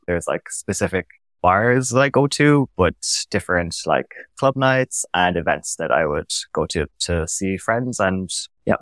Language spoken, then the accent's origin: English; Cork, Munster, Ireland; moved away as an adult; now in Berlin, Germany; coming from Ireland, I lived in Cork in the south of Ireland